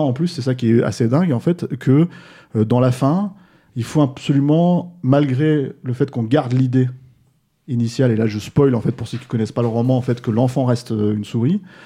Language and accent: French; France; chez nous en France